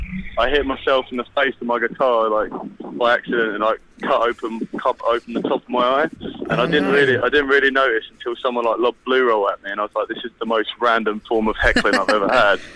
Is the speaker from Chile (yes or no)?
no; Chatham, South East England, United Kingdom; now in Brighton, United Kingdom; originally me and … are from Kent. Whereabouts? I'm from Chatham, and …'s from Folkestone.